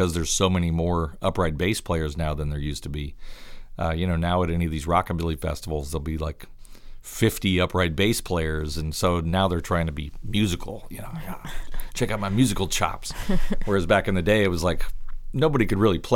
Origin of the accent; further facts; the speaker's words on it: Columbia, Missouri, United States; I grew up in Columbia, Missouri, which was pretty isolated